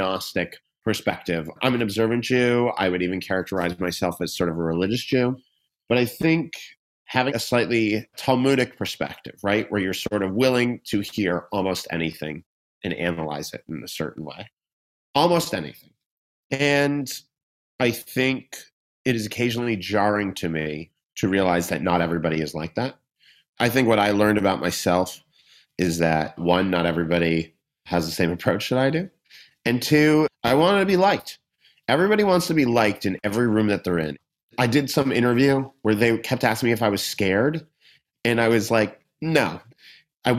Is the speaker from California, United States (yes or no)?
no; Boston, Massachusetts, United States; also born or lived in the Midwest / United Kingdom / Europe / Australia; now in Los Angeles, United States; I grew up in Boston